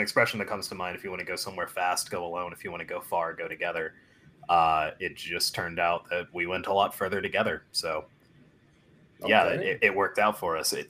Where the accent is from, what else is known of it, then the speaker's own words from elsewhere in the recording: Little Rock, Arkansas, United States; moved away as an adult; also born or lived in Conway, Arkansas; now in Nashville, United States; I'm from Little Rock, Arkansas, which is a small city in the middle of nowhere, but. If we're being honest, growing up was pretty boring